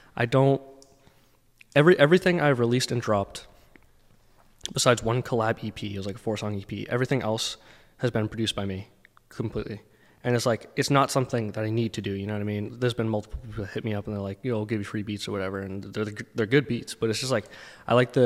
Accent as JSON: {"language": "English", "town": "Lowell", "region": "Massachusetts", "country": "United States", "tie": "born or raised there", "also_born_or_lived": "Dracut, Massachusetts / Southern New Hampshire", "said": "So I grew up in Lowell, Massachusetts until I was about, I think, 11. And then I moved to Drake at Mass"}